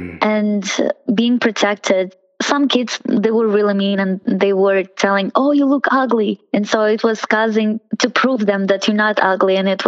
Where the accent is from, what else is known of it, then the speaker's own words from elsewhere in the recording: Russia; It was like some people were nice, like in every country, but for me and my sister, it was a little bit harder.